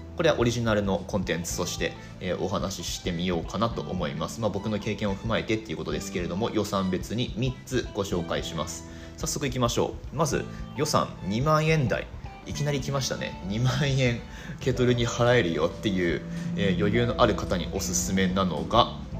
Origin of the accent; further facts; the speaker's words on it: Higashimatsushima, Miyagi, Japan; also born or lived in Ishinomaki; 出身地というのがブルーインパルスのお膝元東松島市なんですねはい石巻出身です